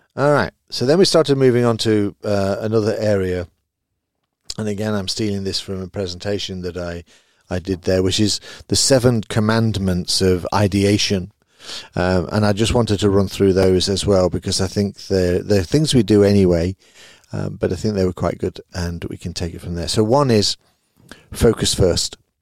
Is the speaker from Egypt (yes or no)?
no; United Kingdom; now in Belgium; I live in Belgium. Obviously, I'm a Brit